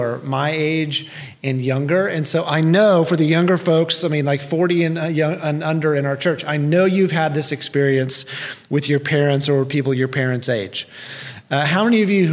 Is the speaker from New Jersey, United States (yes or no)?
no; Tulsa, Oklahoma, United States; I grew up in South and West Tulsa, so I was a stone's throw from Sepulpa on the west and not far from Glenpool to the south